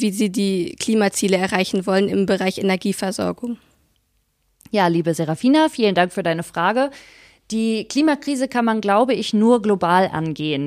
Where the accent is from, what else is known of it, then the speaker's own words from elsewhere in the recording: Wuppertal, North Rhine-Westphalia, Germany; Ich bin ähm, am Katernberg geboren, also in einer Gegend, wo es den Menschen relativ gut geht. Dann bin ich auf die Grundschule dort gegangen, dann aufs Gymnasium